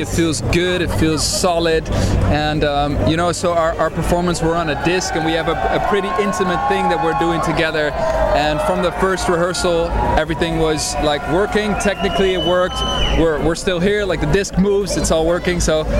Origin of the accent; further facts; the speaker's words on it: Netherlands; We're from the Netherlands.